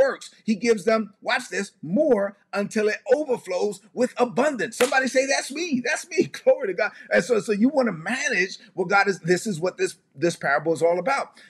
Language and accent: English; United States; I was born in the United States